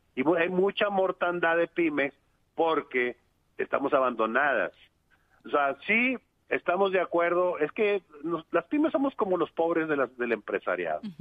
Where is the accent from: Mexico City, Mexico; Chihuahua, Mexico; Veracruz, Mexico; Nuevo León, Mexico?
Nuevo León, Mexico; Monterrey; Yo soy de Monterrey